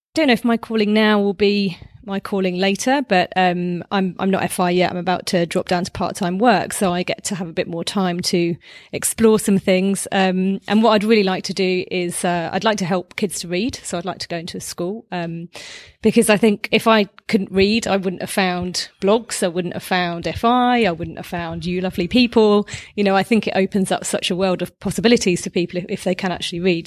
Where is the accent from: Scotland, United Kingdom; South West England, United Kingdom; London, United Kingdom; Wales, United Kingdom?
London, United Kingdom; I'm from, uh, London, U K